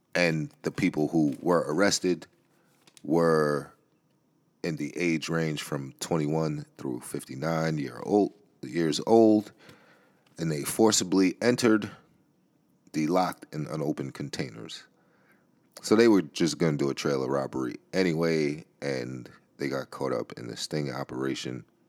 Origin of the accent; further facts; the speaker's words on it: New York City, New York, United States; the Bronx, which is my hometown, where I grew up